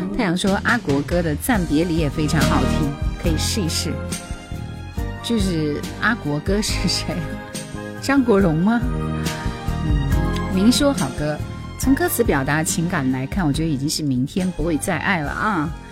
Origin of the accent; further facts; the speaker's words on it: Taihu, Hubei, China; 我就是太湖人